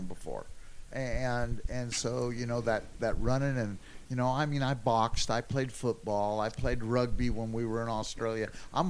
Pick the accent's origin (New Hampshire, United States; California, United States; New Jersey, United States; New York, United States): California, United States; Palo Alto; also born or lived in San Jose / Salinas / San Martin; I'm from the Bay Area out there, Palo Alto, where we lived in San Jose, and then I graduated high school in Salinas, but we lived in San Martin, California there, and, you know, so I'm a Bay Area kid.